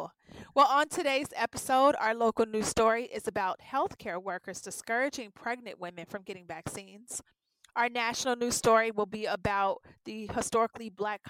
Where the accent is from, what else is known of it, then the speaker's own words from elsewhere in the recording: Cincinnati, Ohio, United States; moved away; I absolutely have to shout out my hometown, Cincinnati, Ohio